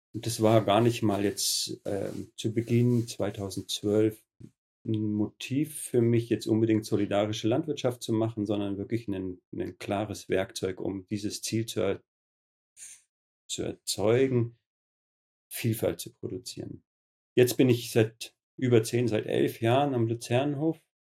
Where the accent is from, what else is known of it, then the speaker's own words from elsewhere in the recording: Höhenberg, Bavaria, Germany; Ich selber bin auch auf einem biodynamischen Betrieb groß geworden in Höhenberg